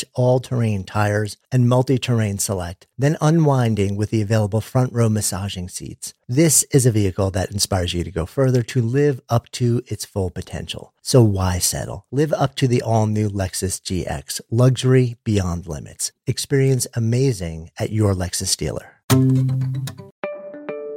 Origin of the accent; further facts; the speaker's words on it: New York, United States; I grew up just outside of New York